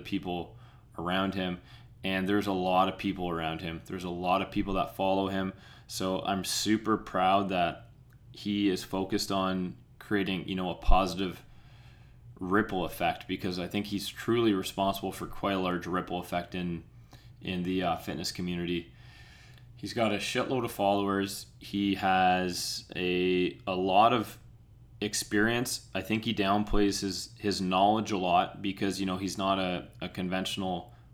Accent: Peterborough, Ontario, Canada; we grew up in, for the most part, we grew up in Peterborough, Ontario

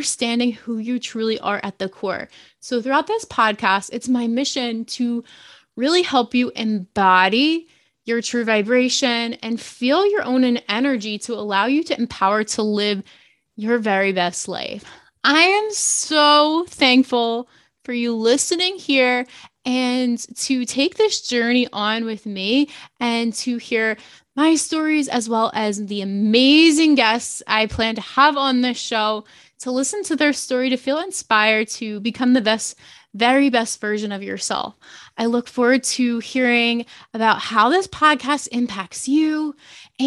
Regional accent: New Jersey, United States; I'm from New Jersey

